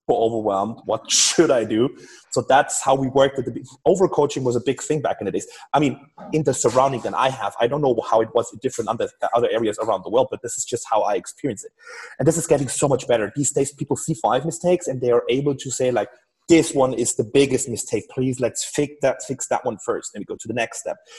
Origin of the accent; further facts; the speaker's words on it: Germany; I'm from Germany